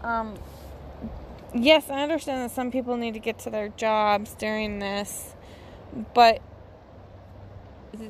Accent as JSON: {"language": "English", "area": "near the Crystal River", "region": "Colorado", "country": "United States", "tie": "born or raised there", "said": "I grew up near the Crystal River, which was basically in my backyard"}